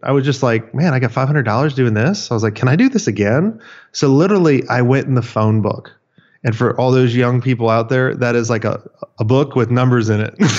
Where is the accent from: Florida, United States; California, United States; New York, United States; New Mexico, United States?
Florida, United States; I grew up in Florida. I grew up on the beach